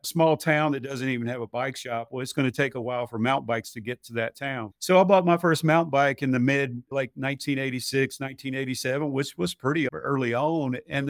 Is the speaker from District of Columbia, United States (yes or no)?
no; Georgia, United States; So I grew up in West Spalding County, about halfway between Griffin and Sonora. And we grew up on a small farm out in West Coweta when I was in elementary school.